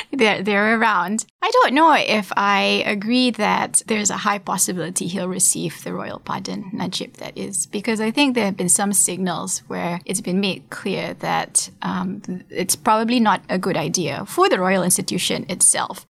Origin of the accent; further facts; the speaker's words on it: Malaysia; my home country